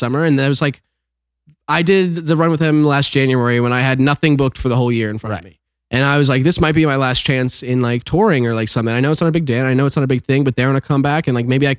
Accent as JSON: {"language": "English", "town": "Huntingtown", "region": "Maryland", "country": "United States", "also_born_or_lived": "Baltimore, Maryland", "moved": "as an adult", "lives_now": "Los Angeles, United States", "said": "I'm actually from Calvert County, Maryland"}